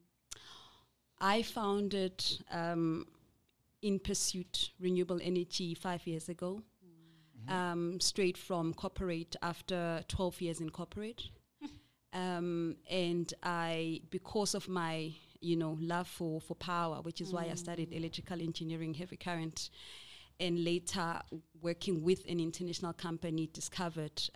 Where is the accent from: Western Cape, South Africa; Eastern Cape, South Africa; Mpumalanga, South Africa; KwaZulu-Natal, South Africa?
KwaZulu-Natal, South Africa; Umlazi; I'm originally from Mlazi, KZN